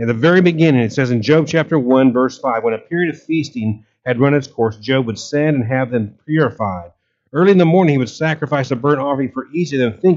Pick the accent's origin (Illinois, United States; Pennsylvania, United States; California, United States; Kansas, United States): Kansas, United States; I grew up in Kansas, and I remember hailstorms as a kid